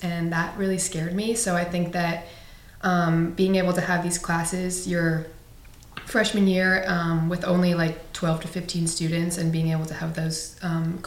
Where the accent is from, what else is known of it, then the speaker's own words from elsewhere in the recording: Portland, Maine, United States; I'm from Portland, Maine